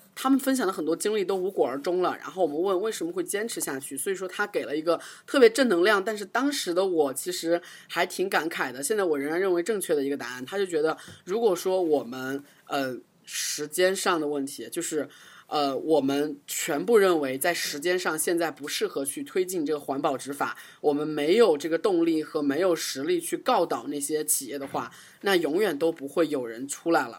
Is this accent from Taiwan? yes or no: no; China; 虽然我们中国人可能大部分都不太能接受吧。